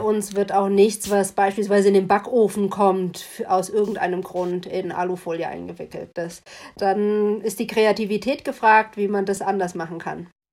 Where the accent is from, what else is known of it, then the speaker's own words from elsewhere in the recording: West Germany, Germany; also born or lived in East Berlin; now in Berlin, Germany; lebe schon länger jetzt in Ostberlin, als ich im Westen gelebt habe